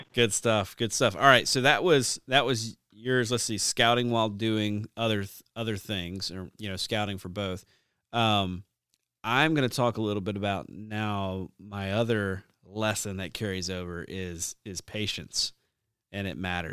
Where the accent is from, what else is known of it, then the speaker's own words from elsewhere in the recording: the South, United States; growing up in the South